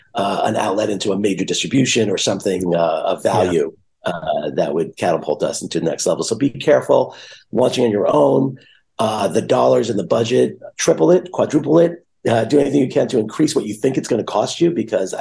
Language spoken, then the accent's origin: English; New York, United States; I'm a New Yorker